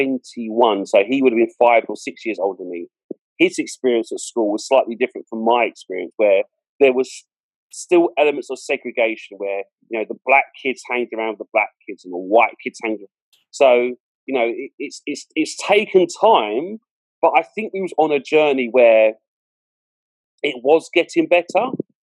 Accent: London, United Kingdom; where I was brought up in Southeast London, very multicultural.

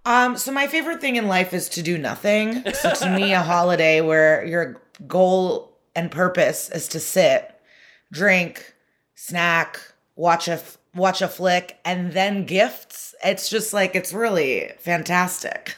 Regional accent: Chicago suburbs, Illinois, United States; I grew up in the Chicago suburbs

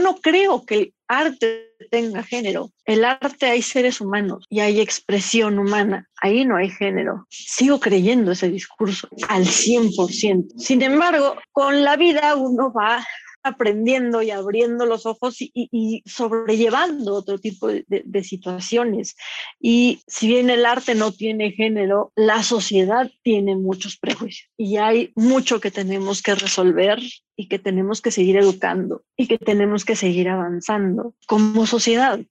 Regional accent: Mexico; como mujer, como mexicana, joven

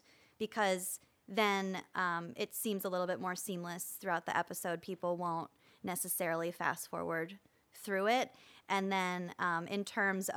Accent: Midwest, United States; as a Midwesterner

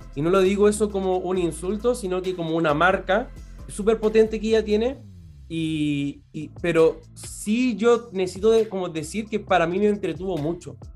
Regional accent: Chile; como para nosotros como chilenos

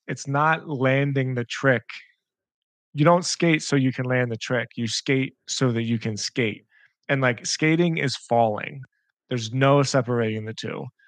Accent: Philadelphia, Pennsylvania, United States; I'm from Philadelphia, and Pennsylvania is a state inside the United States that is just like a big wrestling state.

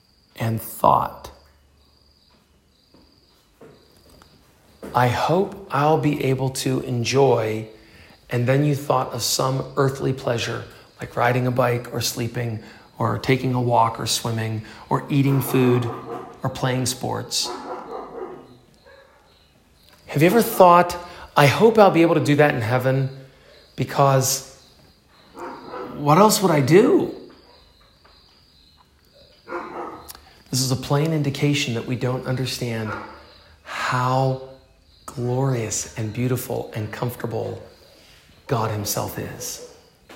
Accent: Pennsylvania, United States; my church, where I grew up in Pennsylvania, United States

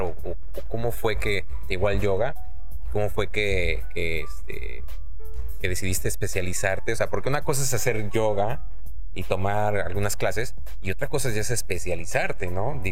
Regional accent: Mexico City, Mexico; now in Monterrey, Mexico; yo soy chilango

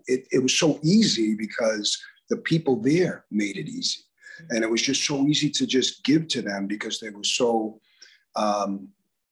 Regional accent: Newton, Massachusetts, United States; I was born here in 1959, lived here all my life.

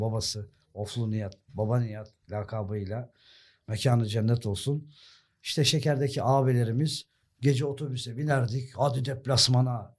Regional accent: Sakarya, Turkey; also born or lived in Germany; benim şehrim orası

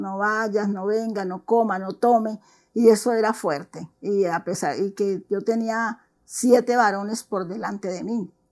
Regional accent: Juanchito, Valle del Cauca, Colombia; soy colombiana, eh, nací en, no en Cali, nací en Juanchito.

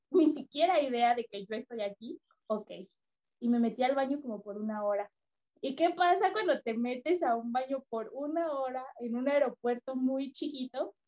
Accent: Mexico; yo soy mexicana

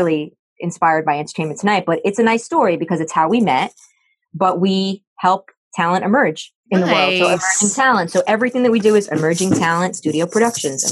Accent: New York City, New York, United States; I grew up in the Bronx

